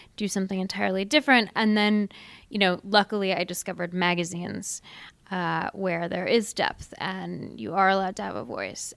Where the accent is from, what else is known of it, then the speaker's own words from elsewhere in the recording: Seattle, Washington, United States; I grew up in Seattle, really progressive town